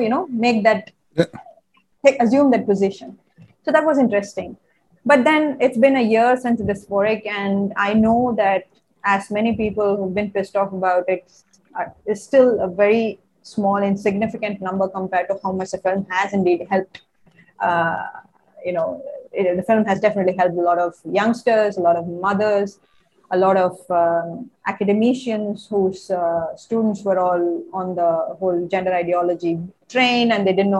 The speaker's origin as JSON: {"language": "English", "country": "India"}